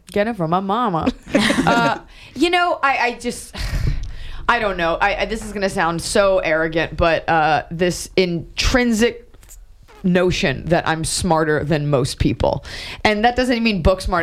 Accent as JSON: {"language": "English", "region": "New York", "country": "United States", "tie": "born or raised there", "also_born_or_lived": "Los Angeles", "moved": "yes", "said": "I was born in New York. My family's from there."}